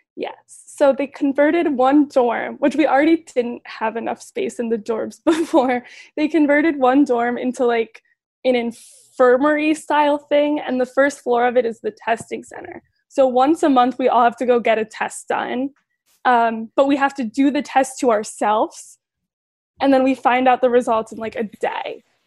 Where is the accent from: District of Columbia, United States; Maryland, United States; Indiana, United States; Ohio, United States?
Ohio, United States; Cleveland; I'm from Cleveland